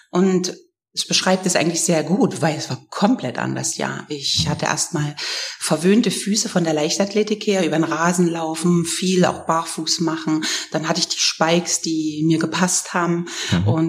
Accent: Germany; bei uns gab es natürlich äh, zu DDR-Zeiten, da wo ich groß geworden bin

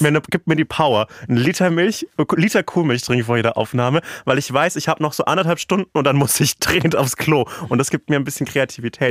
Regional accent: Franconia, Bavaria, Germany; in meiner Heimat

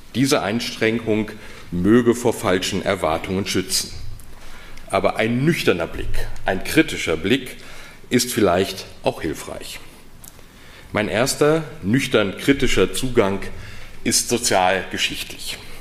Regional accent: North Rhine-Westphalia, Germany; accent: Westphalian; now in Heidelberg, Germany; als gebürtiger Westfale

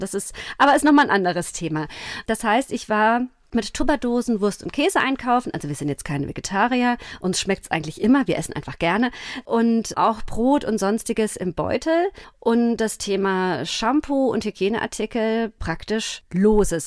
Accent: Rhineland-Palatinate, Germany; born or raised there; moved away as an adult; also born or lived in Homburg, Saarland / Mainz; now in Rheinhessen, Germany

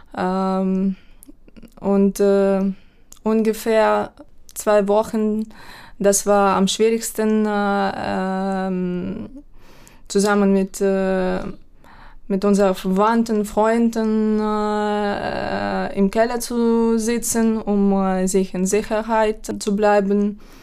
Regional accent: Ukraine; German is a second language; moved away as an adult; now in Hamburg, Germany; meiner Heimatstadt. Mm, diese Stadt äh, befindet sich 50, ähm, mm, Kilometer, ja, 50 Kilometer entfernt von russischer Grenze

